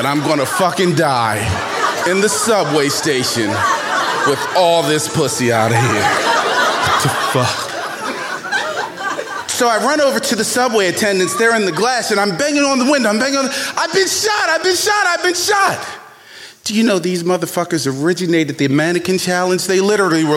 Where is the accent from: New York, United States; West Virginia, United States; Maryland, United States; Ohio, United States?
Maryland, United States; Baltimore; young black man growing up in Baltimore, 19 years old